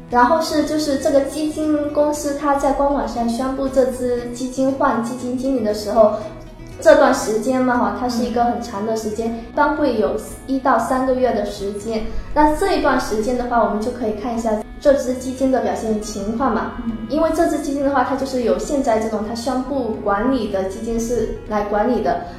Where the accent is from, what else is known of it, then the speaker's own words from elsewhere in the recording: Wenzhou, Zhejiang, China; 我本身是温州人，这个普通话就是不太标准